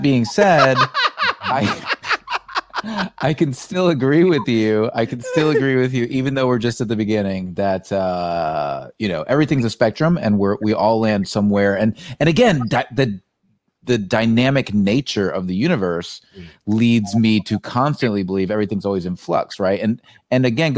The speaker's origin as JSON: {"language": "English", "country": "United States", "tie": "born or raised there", "said": "growing up in the United States"}